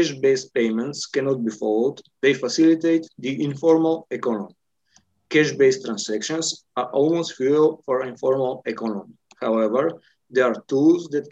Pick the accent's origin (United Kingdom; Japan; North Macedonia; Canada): North Macedonia; Skopje; from Skopje, North Macedonia